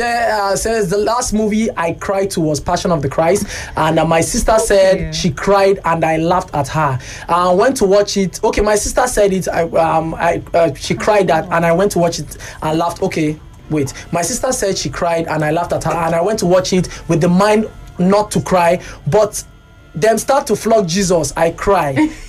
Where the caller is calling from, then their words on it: Kubwa, Federal Capital Territory, Nigeria; Hi, good afternoon, guys. Cool FM. … from Kubwa.